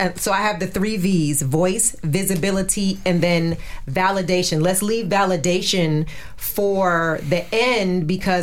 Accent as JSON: {"language": "English", "region": "New Jersey", "country": "United States", "also_born_or_lived": "Virginia", "moved": "yes", "said": "I'm from New Jersey"}